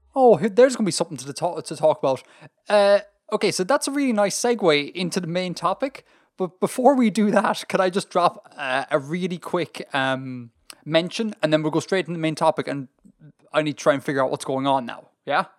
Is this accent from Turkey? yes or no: no; Ireland; being Irish